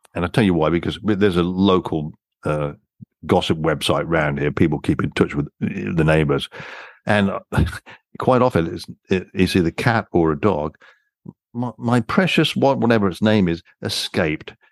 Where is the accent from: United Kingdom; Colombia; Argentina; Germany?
United Kingdom; England; moved away as an adult; also born or lived in Canada; French was mandatory for me growing up in England